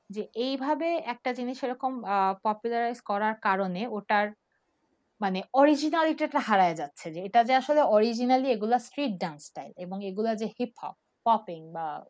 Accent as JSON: {"language": "Bangla", "town": "Dhaka", "region": "Dhaka Division", "country": "Bangladesh", "tie": "born or raised there", "moved": "as an adult", "said": "আমার জন্ম আর আমার বেড়ে ওঠা হচ্ছে ঢাকা ইউনিভার্সিটি ক্যাম্পাসে"}